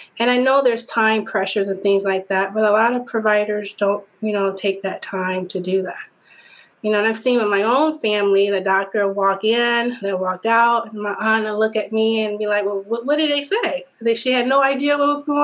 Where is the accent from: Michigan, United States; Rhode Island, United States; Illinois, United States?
Michigan, United States; Detroit; also born or lived in Southfield, Michigan; Born and raised in Detroit. We moved to Southfield when I was, maybe about 10, 11 or so